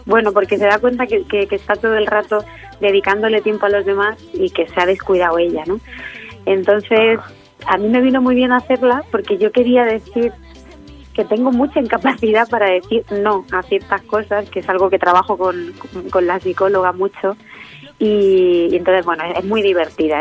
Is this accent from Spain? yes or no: yes; Letur, Sierra del Segura, Albacete, Castilla-La Mancha, Spain; born or raised there